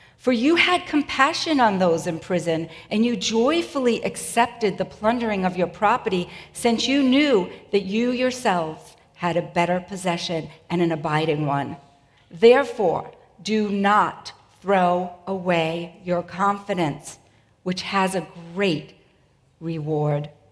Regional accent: Boston, Massachusetts, United States; accent: Boston; also born or lived in New England; my Boston accent

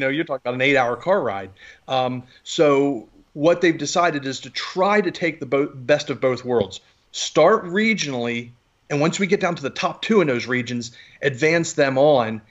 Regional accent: Maryland, United States; I'm from Maryland

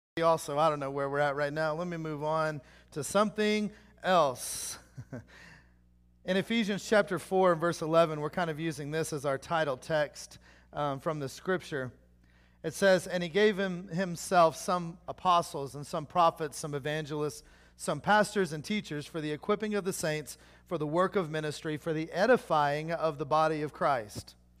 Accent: Oklahoma, United States; I'm from Oklahoma

